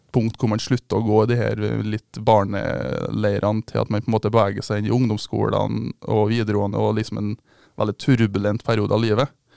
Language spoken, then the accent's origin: Norwegian; Mosvik, Trøndelag, Norway; moved away as an adult; now in Bergen, Norway; Jeg kommer da fra Mossvik, som er ei lita bygd et par timer utenfor Trondheim